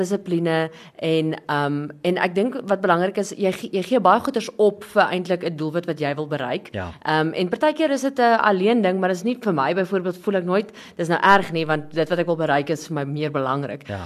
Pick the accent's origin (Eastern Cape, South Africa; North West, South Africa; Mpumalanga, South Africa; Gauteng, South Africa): North West, South Africa; Christiana; Ek is van 'n klein dorpie Christiana.